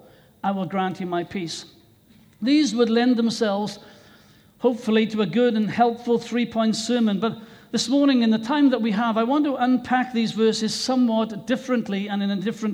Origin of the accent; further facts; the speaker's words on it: Wales, United Kingdom; my own country of Wales